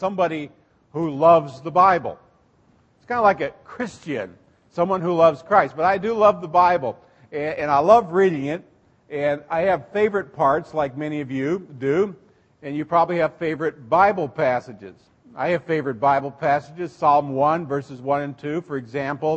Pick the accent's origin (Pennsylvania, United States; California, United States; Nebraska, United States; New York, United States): Nebraska, United States; Seward; I grew up in Seward, Nebraska, went to St. John's Lutheran grade school